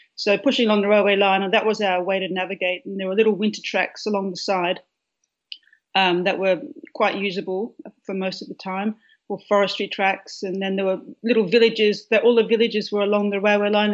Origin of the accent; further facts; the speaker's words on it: a farm near Perth, Western Australia, Australia; now in Melbourne, Australia; I grew up on a farm which is about um, 85 miles uh, east of Perth